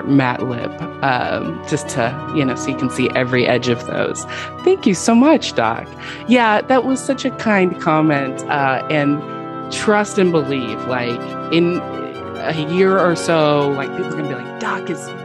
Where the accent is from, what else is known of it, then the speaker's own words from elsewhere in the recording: West Coast, United States; moved away as an adult; now in Houston, United States; I'm actually not from Houston. I have lived here 10 years, so like I am definitely officially adopted Texan. But I'm actually from the West Coast